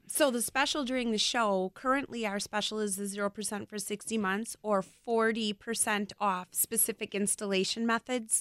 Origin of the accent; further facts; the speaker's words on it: Brookfield, Wisconsin, United States; also born or lived in West Allis, Wisconsin / Waukesha, Wisconsin; I was born in West Dallas and grew up in Brookfield